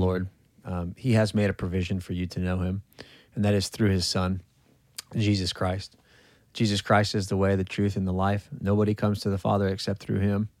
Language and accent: English; California, United States; moved away; I'm from California